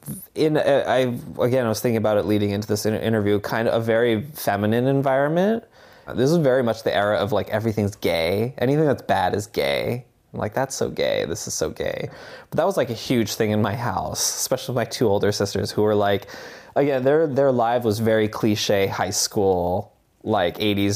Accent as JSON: {"language": "English", "town": "Barre", "region": "Vermont", "country": "United States", "tie": "born or raised there", "said": "I grew up in Barrie, Vermont"}